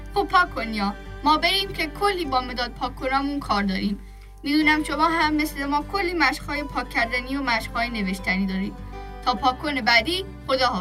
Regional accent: Tehran, Tehran Province, Iran; متولد تهران هستم

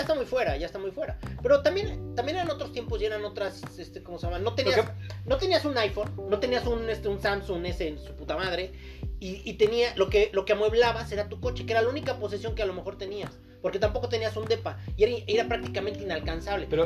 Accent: Mexico; somos mexicanos, no europeos.

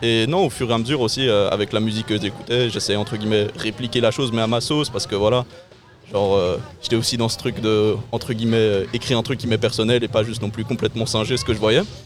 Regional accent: Brussels, Brussels-Capital Region, Belgium; je viens euh, BX Centre, 10 1040

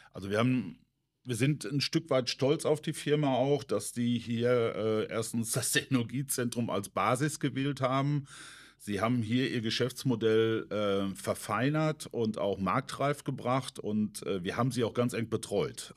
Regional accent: Menden, North Rhine-Westphalia, Germany; gebürtig bin ich aus Mennen, aus dem schönen Vorort Harlingen, also 15 Kilometer, genau die Ruhr

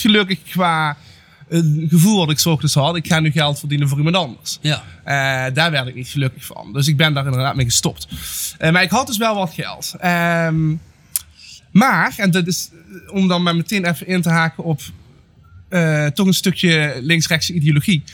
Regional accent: Netherlands; met waar ik ben geboren. Eh, zelfs binnen Nederland

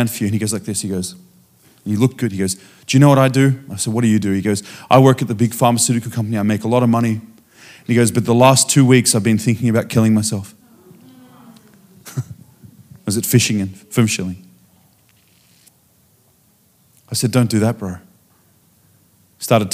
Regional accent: Australia; I come from Australia.

